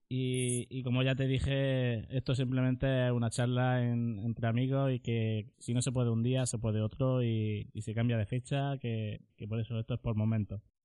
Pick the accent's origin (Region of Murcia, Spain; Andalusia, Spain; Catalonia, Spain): Region of Murcia, Spain; Murcia; nosotros somos de aquí de Murcia